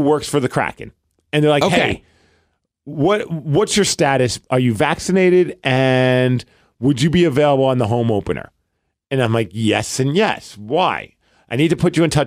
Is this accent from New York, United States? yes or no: yes; New York City, New York, United States; now in Seattle, United States; oh, Brooklyn.